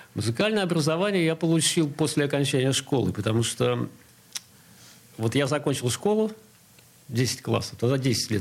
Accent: Saint Petersburg, Russia; also born or lived in Sestroretsk; А потом моим родителям дали квартиру в Ленинграде, и мы успешно, я надеюсь, переехали.

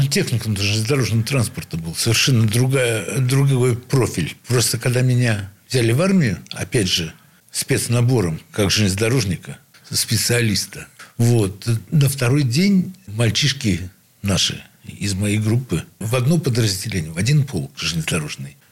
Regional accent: Saint Petersburg, Russia; Я родился в Санкт-Петербурге, ну, в Ленинграде

